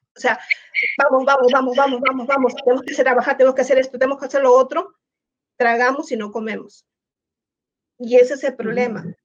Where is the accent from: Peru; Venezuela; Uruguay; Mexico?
Peru; moved away as an adult; now in United States; soy de Perú